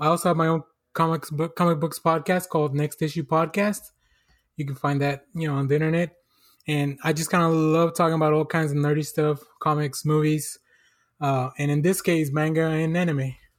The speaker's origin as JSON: {"language": "English", "country": "Mexico", "moved": "yes", "said": "I'm originally, I'm originally from Mexico"}